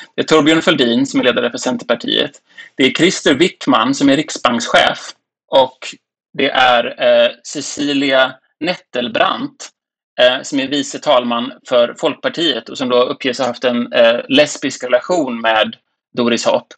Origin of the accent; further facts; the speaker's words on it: Sweden